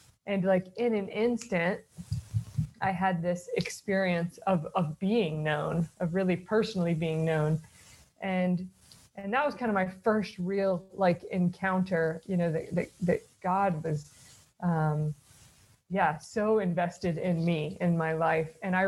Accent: the South, United States; So I grew up in the South. I've lost my accent, you can hear, and in the Protestant South, and kind of grew up knowing my faith was important

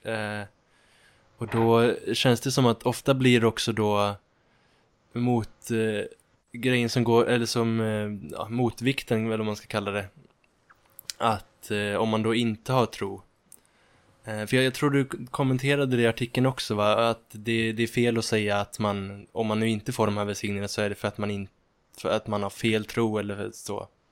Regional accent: Ulricehamn, Västra Götaland, Sweden; moved away as an adult; now in Uppsala, Sweden; jag kommer från Ulricehamn från början och har nyss flyttat till Uppsala

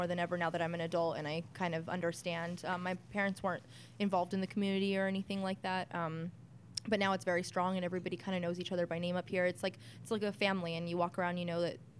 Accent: Whittier, California, United States; I was born here in Whittier at Presbyterian

